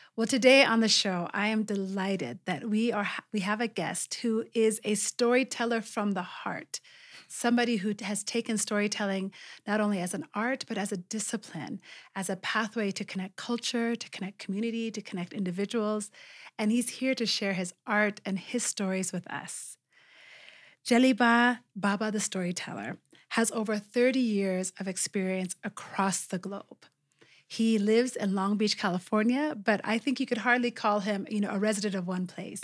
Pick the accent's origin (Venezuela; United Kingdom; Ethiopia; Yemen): Ethiopia; now in Kenya; my home country of Ethiopia